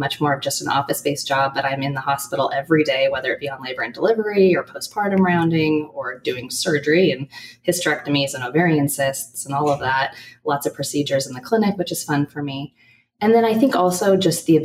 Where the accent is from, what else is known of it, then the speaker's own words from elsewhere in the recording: Portland, Oregon, United States; I'm from Portland, and I've done all of my training here in Oregon